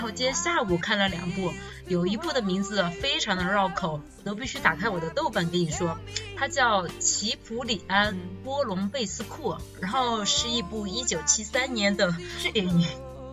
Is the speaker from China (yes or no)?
yes; China; 我们中国人传统的那个思想，就是老有所依